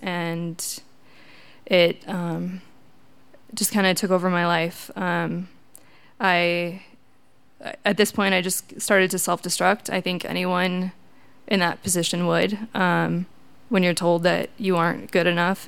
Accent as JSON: {"language": "English", "region": "Wisconsin", "country": "United States", "moved": "as an adult", "said": "I'm from Wisconsin, uh, typical Midwest family"}